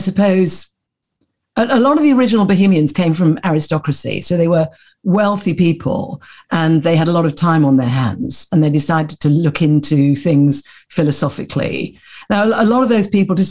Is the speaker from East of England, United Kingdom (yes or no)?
no; London, United Kingdom; I was born in Putney in London.